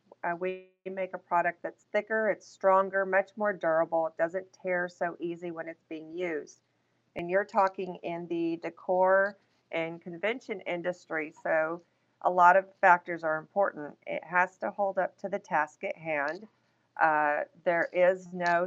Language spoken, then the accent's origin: English; Texas, United States; I am Texas born and raised.